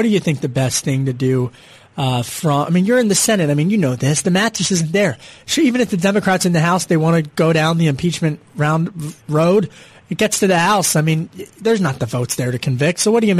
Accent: Delaware County, Pennsylvania, United States; it's down the street from where I grew up in Delco, but it's Delco.

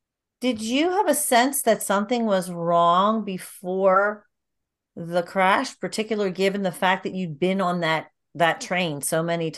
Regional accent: Philadelphia, Pennsylvania, United States; we're from the Philly area

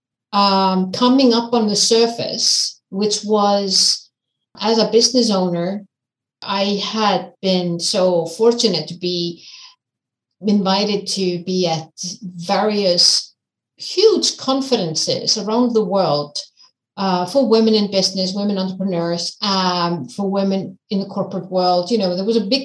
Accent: Iceland; also born or lived in United States; I'm from Iceland. I'm born, raised and living in Iceland.

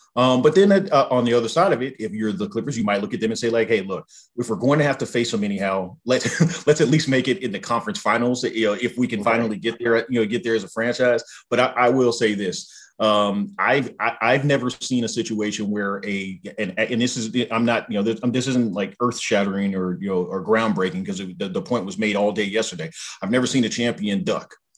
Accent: Southern California, United States; I grew up in Southern California.

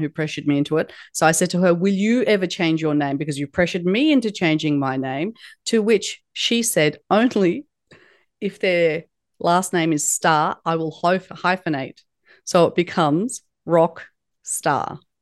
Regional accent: Australia; It is a uh, Turkish name that was unpronounceable by many people when, when I was raised in Australia

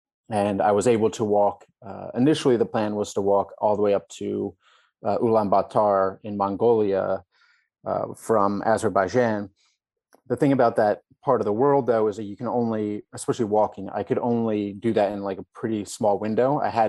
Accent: United States; And luckily, as an American, you have a very strong passport, so you have a lot of options.

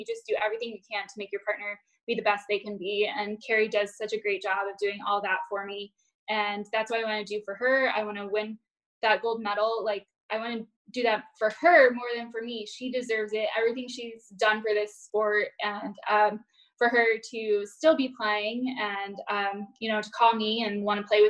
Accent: Fort Myers, Florida, United States; Fort Myers, which is my hometown

